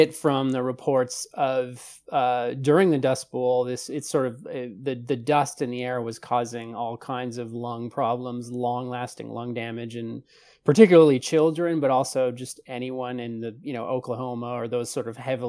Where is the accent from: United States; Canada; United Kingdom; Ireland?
Canada; being a Canadian